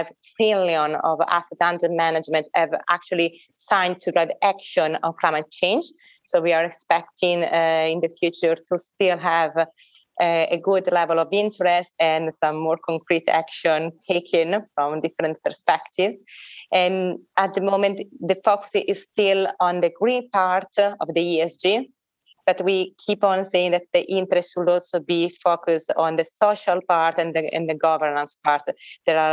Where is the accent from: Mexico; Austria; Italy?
Italy; Milan, Lombardy; Milan, this is my hometown